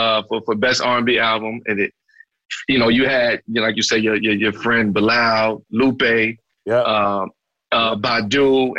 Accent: New York City, New York, United States; Yeah, I was born in Brooklyn, y'all.

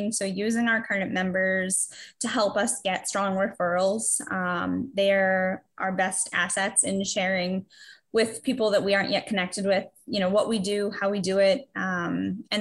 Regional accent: Massachusetts, United States; moved away as an adult; also born or lived in New Hampshire; I'm from Massachusetts, but I moved up to New Hampshire a few years ago to go back to school

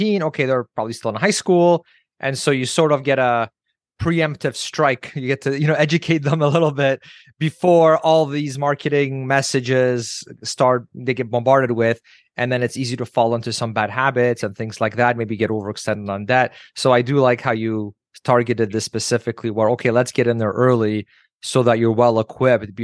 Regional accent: Canada; as a Canadian

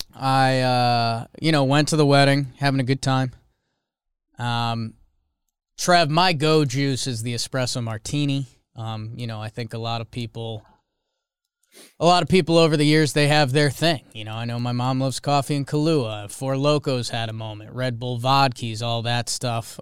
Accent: Connecticut, United States; I'm from Connecticut

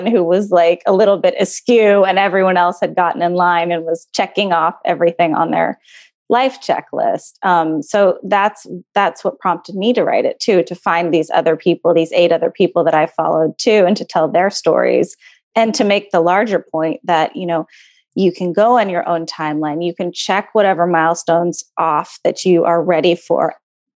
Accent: Texas, United States; moved away; I'm from Texas

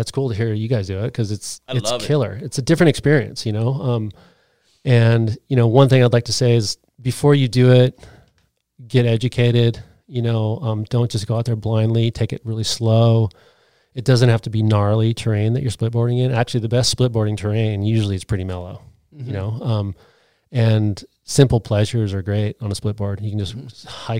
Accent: Big Bear, California, United States; now in Utah; I came from Big Bear, California, and I moved to Utah to snowboard better

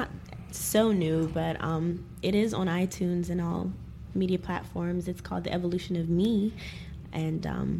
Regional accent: close to D.C., Maryland, United States; also born or lived in Guyana; I was born in Guyana, so I have that Caribbean influence. Just being raised close to D.C. in Maryland, there's that go-go influence.

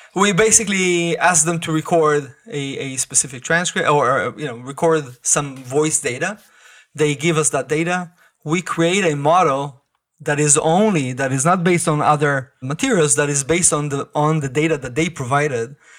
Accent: Israel; I grew up in Israel

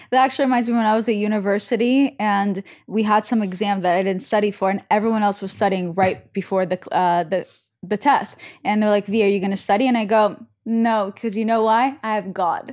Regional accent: Saint Petersburg, Russia; I'm from Saint Petersburg

